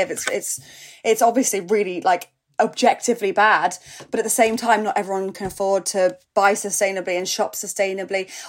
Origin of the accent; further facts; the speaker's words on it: North West England, United Kingdom; accent: Scouse; my mum, you know, we grew up near Liverpool. My mum's a Scouser. My mum and dad, and when I'm with them, like I'm, I sound Scouse